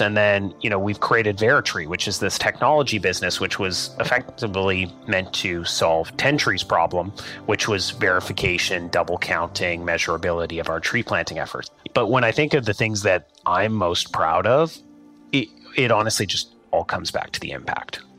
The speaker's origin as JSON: {"language": "English", "region": "Saskatchewan", "country": "Canada", "tie": "born or raised there", "said": "We grew up in Saskatchewan"}